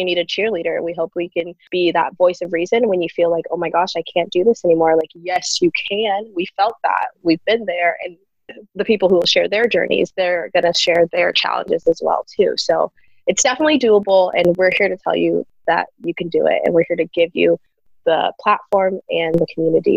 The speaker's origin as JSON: {"language": "English", "region": "Ohio", "country": "United States", "said": "I'm from Ohio"}